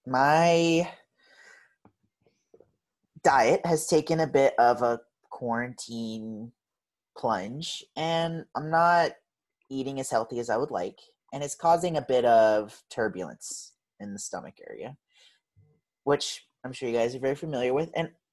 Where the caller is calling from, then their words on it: Seattle, Washington, United States; I'm calling in from Seattle, Washington, currently stuck in quarantine.